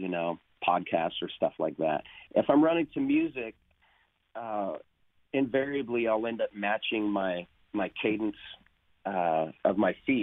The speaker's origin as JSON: {"language": "English", "town": "Long Beach", "region": "California", "country": "United States", "moved": "as an adult", "lives_now": "Nashville, United States", "said": "I come from Long Beach. I'm from Long Beach"}